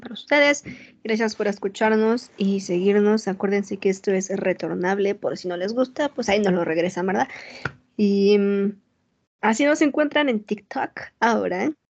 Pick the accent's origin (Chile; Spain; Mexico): Mexico; moved away as an adult; now in United States; yo nací y crecí en México y fui a la escuela toda mi vida en México